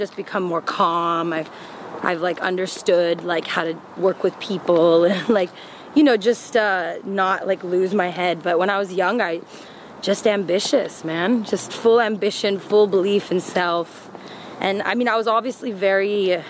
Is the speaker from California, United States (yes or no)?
yes; Claremont, California, United States; also born or lived in India; we were all born here, me and my brothers, my cousins, and I grew up in Claremont, the city of trees and PhDs